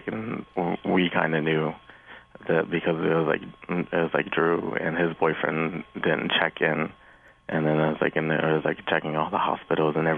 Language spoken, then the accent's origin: English; Florida, United States; now in Cincinnati, United States; I'm originally from Florida